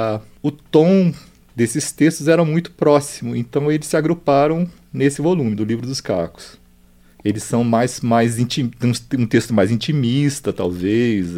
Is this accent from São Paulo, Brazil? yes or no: no; Brasília, Federal District, Brazil; Nasci em Brasília.